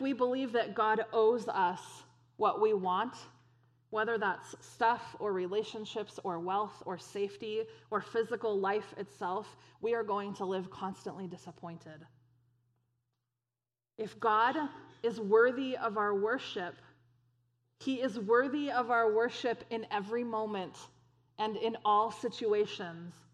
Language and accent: English; United States; American Christians